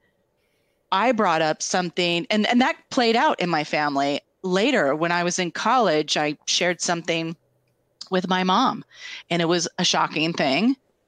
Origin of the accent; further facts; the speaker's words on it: Tri-Cities, United States; we grew up together in the Tri-Cities.